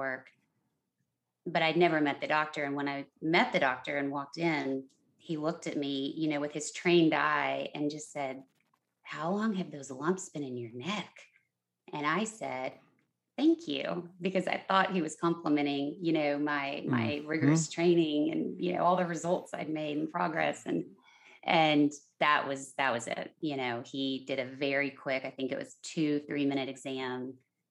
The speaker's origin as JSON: {"language": "English", "town": "San Antonio", "region": "Texas", "country": "United States", "tie": "born or raised there", "moved": "yes", "lives_now": "Los Angeles, United States", "said": "my hometown of San Antonio, Texas"}